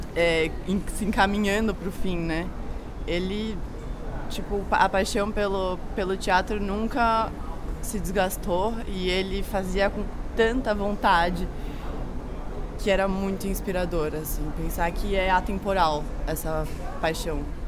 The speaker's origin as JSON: {"language": "Portuguese", "region": "São Paulo", "country": "Brazil", "said": "sou de São Paulo"}